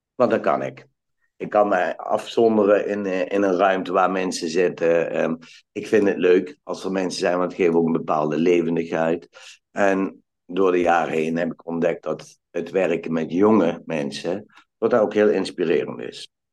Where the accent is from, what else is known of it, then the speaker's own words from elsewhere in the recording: Valkenburg aan de Geul, Limburg, Netherlands; moved away; also born or lived in Eindhoven; ik ben geboren in Valkenburg aan de Geul. En mijn ouders die hadden een hotel